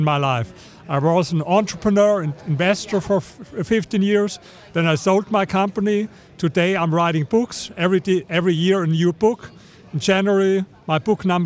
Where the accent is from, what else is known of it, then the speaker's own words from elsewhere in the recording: Germany; English is a second language; I come from Germany